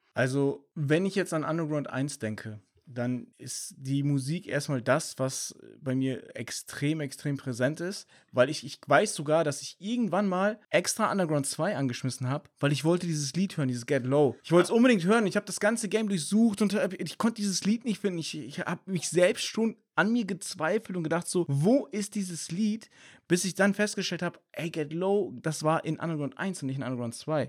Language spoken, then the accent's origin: German; Germany; bei uns in Deutschland